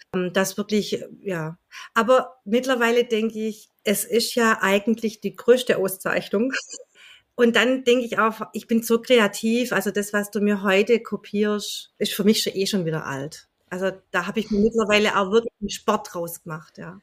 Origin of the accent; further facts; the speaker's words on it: Welzheim, Baden-Württemberg, Germany; ursprünglich komme ich aus Welsheim, ein ganz kleiner Ort im Welsheimer Wald